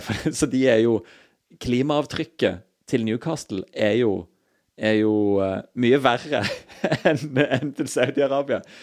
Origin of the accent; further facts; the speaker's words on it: Stavanger, Rogaland, Norway; moved away; så lenge jeg bodde hjemme i Stavanger